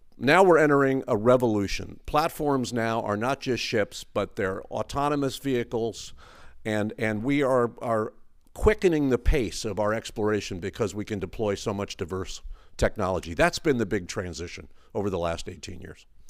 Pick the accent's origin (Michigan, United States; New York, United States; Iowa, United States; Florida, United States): New York, United States; New York City; moved away as an adult; now in Texas, United States; I grew up in the Northeast. I've spent most of my life here in Texas, but I'm a New York City guy.